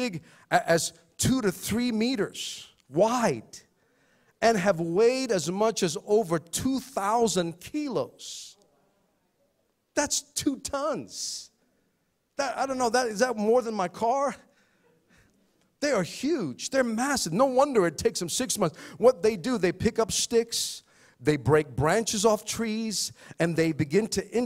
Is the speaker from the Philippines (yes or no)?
yes; Philippines; I'm Filipino